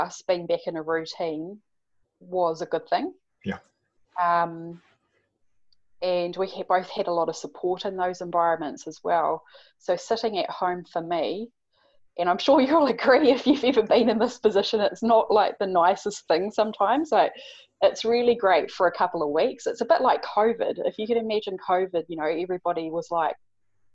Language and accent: English; Napier, Hawke's Bay, New Zealand; moved away; Hawke's Bay, which is where I'm from Napier